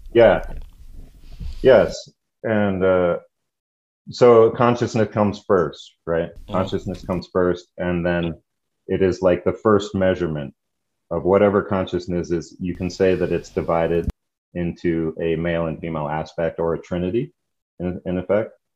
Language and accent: English; the West, northern New Mexico, United States; growing up in the West and being uh, the child of hippies, uh, my dad was in Vietnam. When he came back, he, uh, you know, did an about face on all of his thinking, basically, and moved my brother and I and my mom uh, to New Mexico to join a commune.